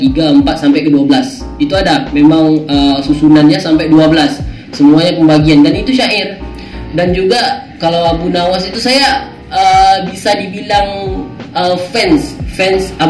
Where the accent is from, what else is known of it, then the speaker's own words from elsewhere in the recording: Riau, Indonesia; kan saya orang Melayu Riau ya kan saya orang Melayu Riau